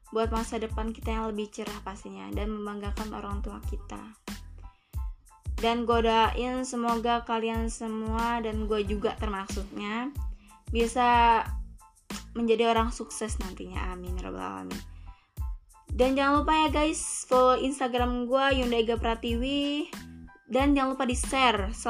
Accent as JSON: {"language": "Indonesian", "town": "Natar", "region": "Lampung", "country": "Indonesia", "said": "Asal gue dari Lampung Selatan, tepatnya daerah Natar Kaliasin."}